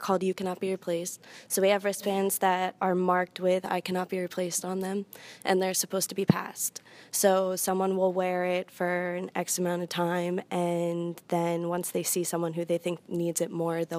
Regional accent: Manasquan, New Jersey, United States; I'm from Manasquan, New Jersey

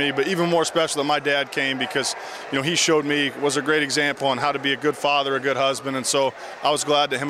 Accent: Fishers, Indiana, United States; I grew up in Fishers, and I've been able to come back and play, you know, close to home

